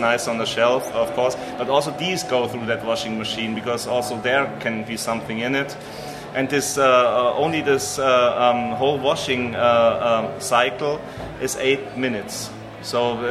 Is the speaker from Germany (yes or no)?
yes; between Freising and Munich, Bavaria, Germany; in my hometown, which is in between Freising and Munich, we have 15,000 people living there